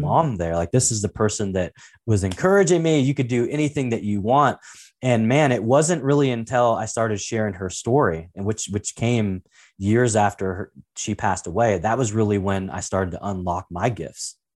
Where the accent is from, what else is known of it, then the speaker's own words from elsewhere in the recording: Portland, Oregon, United States; I was actually, uh, born and raised in Portland, Oregon, uh, actually a little town called Saint John's